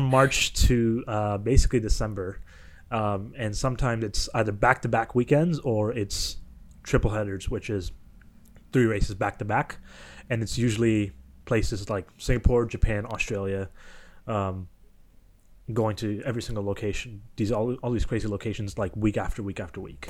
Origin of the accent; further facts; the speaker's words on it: Kitchener, Ontario, Canada; I was from Kitchener, Waterloo